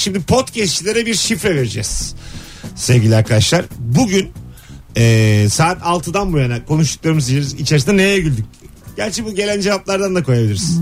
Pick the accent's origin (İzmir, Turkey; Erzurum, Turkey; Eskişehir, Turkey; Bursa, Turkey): Bursa, Turkey; ben Bursalıyım